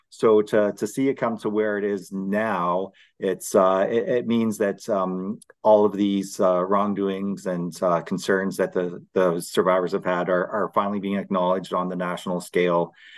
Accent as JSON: {"language": "English", "town": "London", "region": "Ontario", "country": "Canada", "tie": "born or raised there", "said": "I grew up in London, Ontario."}